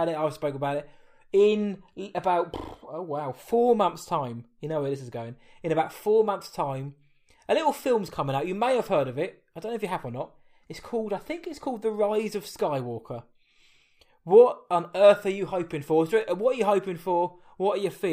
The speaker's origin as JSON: {"language": "English", "area": "Essex", "region": "East of England", "country": "United Kingdom", "said": "because I am from the United Kingdom, I'm from England, and we're from Essex."}